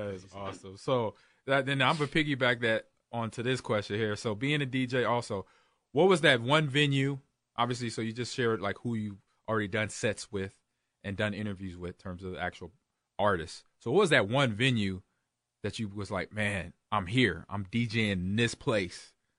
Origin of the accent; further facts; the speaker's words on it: Los Angeles, California, United States; I grew up in Los Angeles.